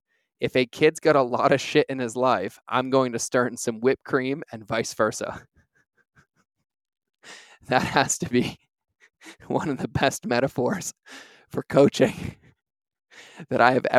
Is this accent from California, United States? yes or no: no; Boston, Massachusetts, United States; also born or lived in New York; I grew up driving around Boston and New York.